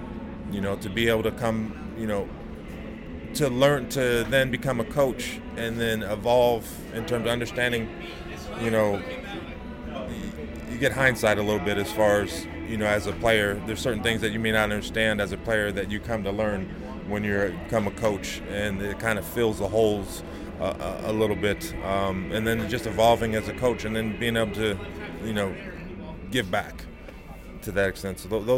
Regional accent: California, United States; Going to Cal, for one, you know, being signed my letter of intent to go to Cal Berkeley

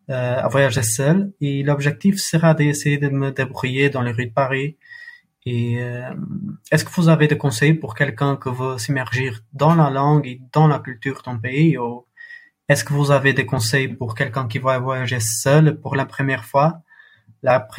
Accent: Portugal; French is a second language; j'ai 22 ans et je suis de Portugal

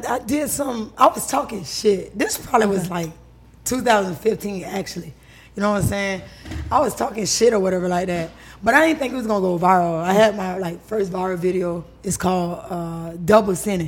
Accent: Tampa, Florida, United States; moved away as an adult; now in Atlanta, United States; I'm from Tampa, Florida. I stay in Atlanta

